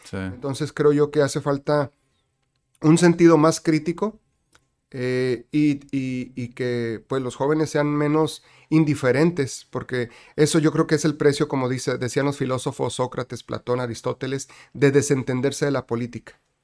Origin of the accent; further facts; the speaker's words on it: Tijuana, Baja California, Mexico; also born or lived in Guadalajara; nací en Guadalajara y mis papás migraron para acá cuando yo tenía un año de edad. Así que yo nací en 1976, llegamos aquí en el 77. Okay. Prácticamente toda mi vida aquí en Tijuana, así que me considero tijuanense.